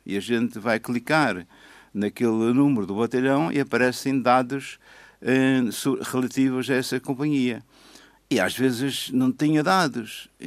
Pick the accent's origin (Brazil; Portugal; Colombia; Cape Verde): Portugal; Madeira; Ora, como eu sou madeirense e estive 35 anos nas Forças Armadas